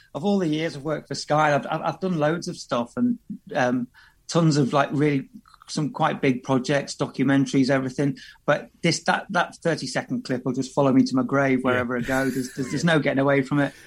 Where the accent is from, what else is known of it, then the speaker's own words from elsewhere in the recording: Liverpool, North West England, United Kingdom; moved away; I'm from Liverpool originally